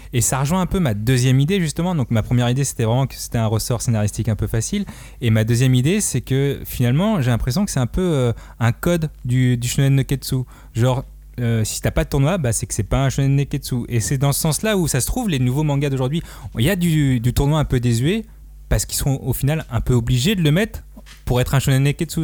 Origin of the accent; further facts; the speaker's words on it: Madagascar; on est vraiment indonésien, euh, nous les malgaches.